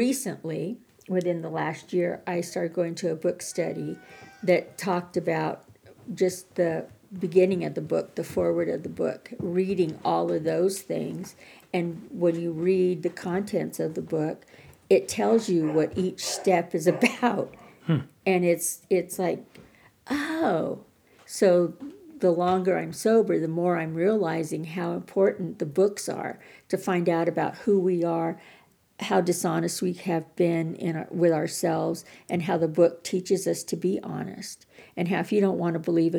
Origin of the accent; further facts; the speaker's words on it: Montana, United States; I'm from Montana, and being here in Colorado